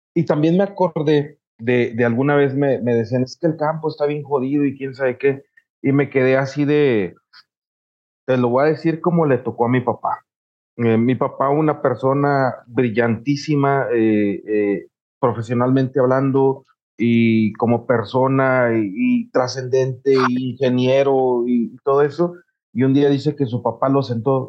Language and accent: Spanish; Morelos, Mexico; nosotros somos morelenses, ¿no? Del estado de Morelos